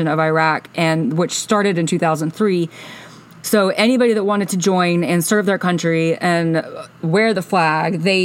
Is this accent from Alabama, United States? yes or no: yes; Alabama, United States; moved away as an adult; I grew up in Alabama. I lived there until I was 27.